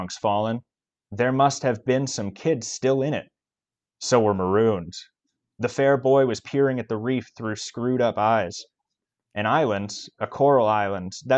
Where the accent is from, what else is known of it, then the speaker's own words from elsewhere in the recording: Manhattan, Kansas, United States; my hometown there, Manhattan, Kansas